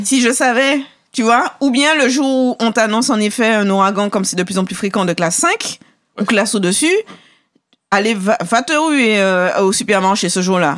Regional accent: Martinique; Chez nous, en Martinique, j'ai compris quand même qu'on est très prévoyant.

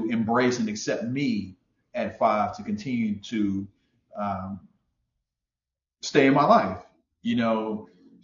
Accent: Houston, Texas, United States; I'm from Houston, Texas

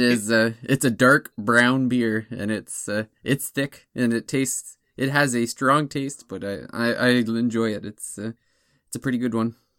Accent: near Toronto, Ontario, Canada; moved away; my hometown's not far from Toronto

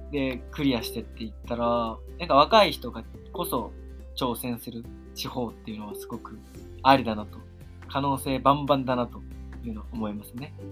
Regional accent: Tokyo, Japan; moved away as an adult; now in Awaji Island, Japan; 東京生まれ東京育ち26歳島3年生

